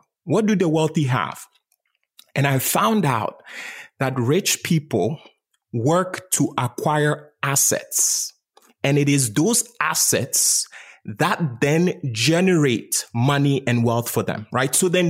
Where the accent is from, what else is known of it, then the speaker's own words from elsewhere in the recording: Ghana; So I was born and raised in Ghana, West Africa.